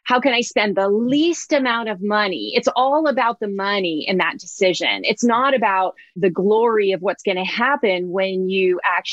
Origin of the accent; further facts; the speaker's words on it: Oakland, California, United States; I grew up, I was born in Oakland, California